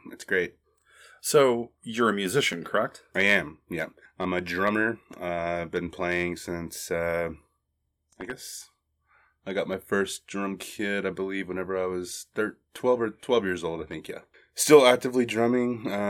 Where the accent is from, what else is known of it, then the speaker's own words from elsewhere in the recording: Arlington, Texas, United States; now in Austin, United States; I was born and raised in Arlington, Texas. It's the home of the Texas Rangers, now the Dallas Cowboys, Wet and Wild, Six Flags, and a uh, pretty incredible place. So clearly, I got the hell out of there as soon as I could.